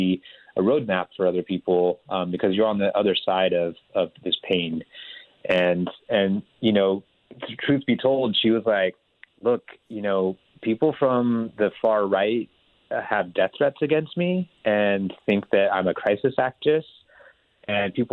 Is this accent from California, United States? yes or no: yes; California, United States; also born or lived in India; I grew up in Northern California outside of San Francisco